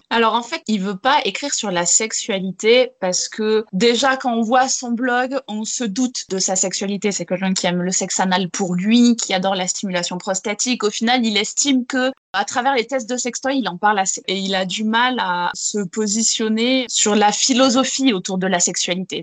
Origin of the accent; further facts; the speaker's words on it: Gers, Occitania, France; J'ai été élevée en plein air, en plein Gers